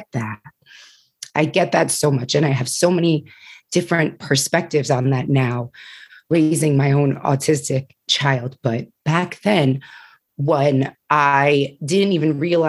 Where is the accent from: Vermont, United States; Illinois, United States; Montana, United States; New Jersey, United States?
New Jersey, United States; moved away as an adult; also born or lived in Pennsylvania; When I started working in New Jersey, when I transitioned moving back to my home state